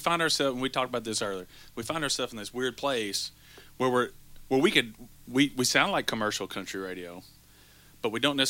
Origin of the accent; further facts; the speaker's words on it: Breckinridge County, Kentucky, United States; We are from Breckinridge County, Kentucky.